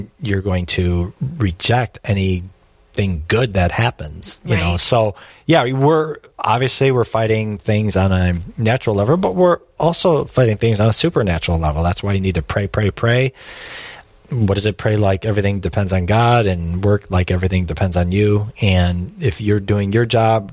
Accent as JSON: {"language": "English", "town": "Detroit", "region": "Michigan", "country": "United States", "said": "I'm from Detroit"}